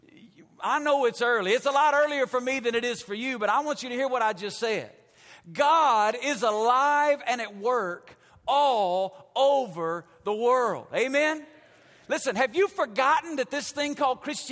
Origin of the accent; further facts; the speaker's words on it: Alabama, United States; moved away as an adult; now in Las Vegas, United States; I grew up in Alabama. When you're from Alabama, you don't go to Las Vegas